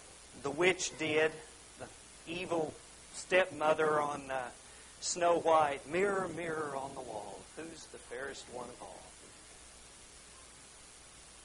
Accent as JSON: {"language": "English", "region": "Oklahoma", "country": "United States", "said": "we're from Oklahoma"}